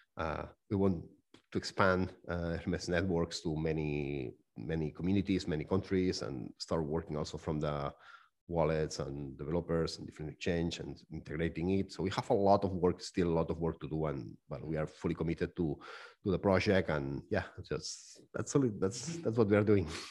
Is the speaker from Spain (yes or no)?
yes; Barcelona, Catalonia, Spain; now in Zug, Switzerland; I'm from Barcelona. I'm living right now in Zug